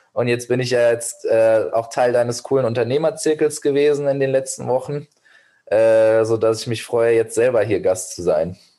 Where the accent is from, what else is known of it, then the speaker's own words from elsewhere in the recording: Giessen, Hesse, Germany; first language Persian and German; also born or lived in Medellín, Colombia / Beijing, China; meine Muttersprache Persisch-Deutsch, weil meine Heimatstadt Gießen auch eine Erstaufnahmestelle für Geflüchtete hatte und hat